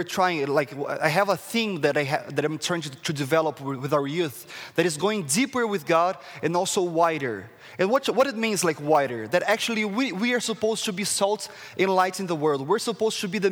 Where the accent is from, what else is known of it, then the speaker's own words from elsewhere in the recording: Brazil; English is a second language; moved away as an adult; now in Canada; as you can see, like, from my accents, where is this guy from? I'm from Brazil, the tropical country of Brazil